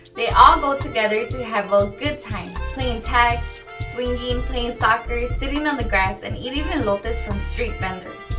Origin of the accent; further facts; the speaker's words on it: Chicago, Illinois, United States; I grew up in Little Village since I was six years old, and this neighborhood has been my home ever since.